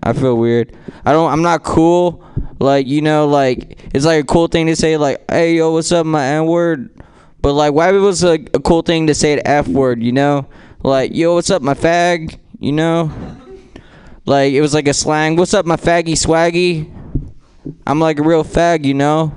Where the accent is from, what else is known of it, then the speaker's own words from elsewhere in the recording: San Francisco, California, United States; I'm from San Francisco